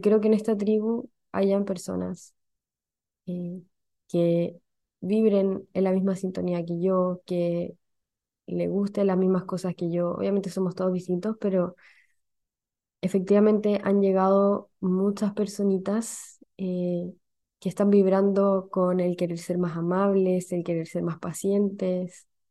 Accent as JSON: {"language": "Spanish", "country": "Chile", "accent": "Chilean", "said": "no me gustaba mi acento, y hoy día me gusta. No me gustaba mi acento no, por, no como rechazo hacia mi origen, sino porque siempre ha existido como, eh, como siempre han existido estos memes, como el, de que el resto de los países de Latinoamérica no entienden el acento chileno, entonces como que me daba mucha vergüenza hablar en chileno"}